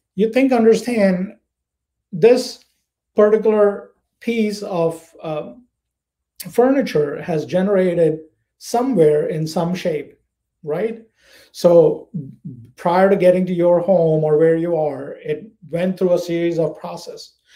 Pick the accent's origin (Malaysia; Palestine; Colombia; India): India; moved away as an adult; also born or lived in United States; now in Florida, United States; I am from India. I was born, raised, educated there. I have been in the United States since 2002